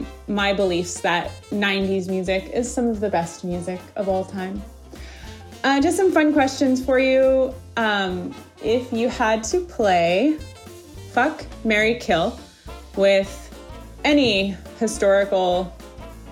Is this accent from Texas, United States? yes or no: no; Napa, California, United States; I'm from Napa, California.